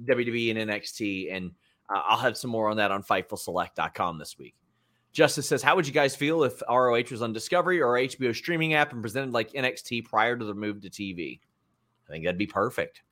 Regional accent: between Lexington and Cincinnati, Kentucky, United States; I grew up around Cincinnati and Lexington

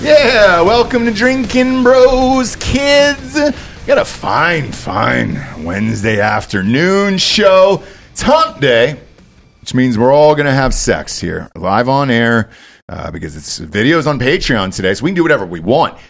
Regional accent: Georgia, United States; now in Austin, United States; I'm from Georgia

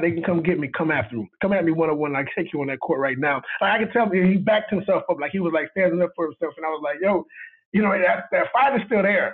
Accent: Miami, Florida, United States; I'm from Miami

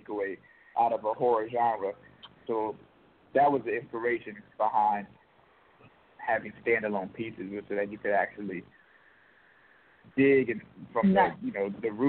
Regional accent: New Orleans, Louisiana, United States; I'm actually from New Orleans

